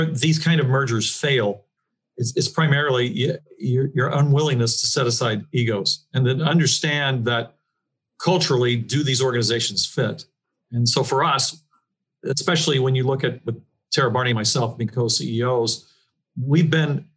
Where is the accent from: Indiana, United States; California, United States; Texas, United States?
Indiana, United States; Tell City; also born or lived in Louisville, Kentucky; now in Evansville, United States; I grew up in Tel City and came back to that community